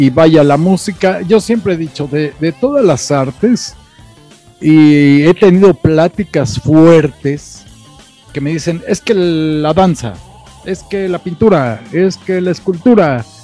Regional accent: Mexico; como buenos machos mexicanos, estás borracho porque te dejó tu mujer

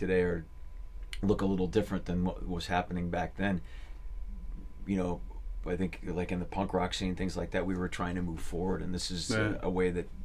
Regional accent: Berkeley, California, United States; that's where I grew up in the East Bay

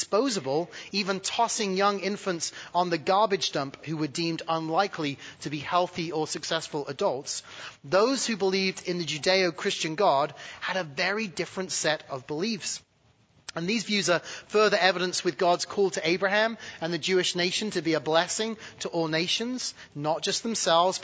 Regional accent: United Kingdom; now in United States; being born British

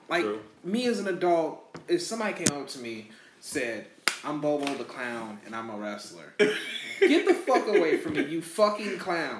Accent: Michigan, United States; We're from the most cityest part of Michigan that you can possibly think

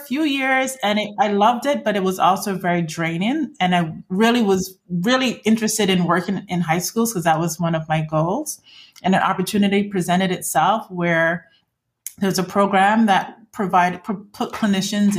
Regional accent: Barbados; moved away as an adult; also born or lived in Iowa / Mississippi; I left Barbados, came for college.

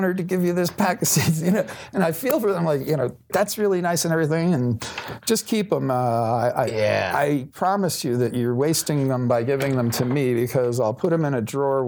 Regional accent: New York, United States; moved away; I'm from New York

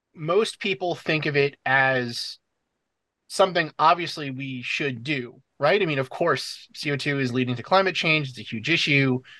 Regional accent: New York City, New York, United States; moved away as an adult; also born or lived in New Hampshire; I'm originally from the New York City area

